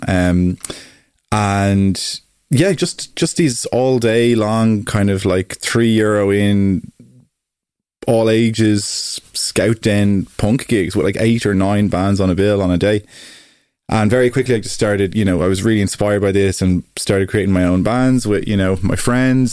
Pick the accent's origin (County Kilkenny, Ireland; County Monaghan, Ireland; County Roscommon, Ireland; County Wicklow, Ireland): County Wicklow, Ireland; Greystones; I grew up in Greystones in North Wicklow